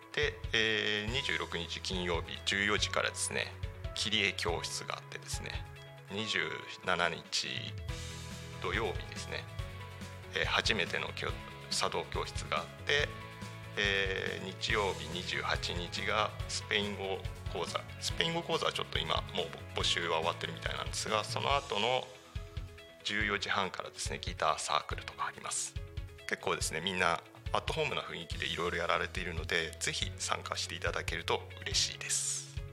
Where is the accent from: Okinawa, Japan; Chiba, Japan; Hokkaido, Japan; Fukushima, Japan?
Chiba, Japan; Tako; also born or lived in Tokyo; 生まれは多古町ではないんですが、えー、3月からあ3歳から3歳から多古町で育ちました